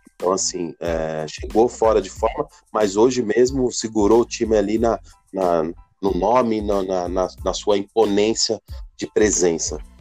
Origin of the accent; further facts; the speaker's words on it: Brazil; Eu me senti representado como brasileiro